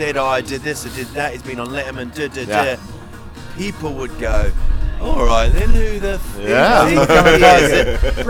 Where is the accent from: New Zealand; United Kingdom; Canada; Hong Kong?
New Zealand; I'm from New Zealand.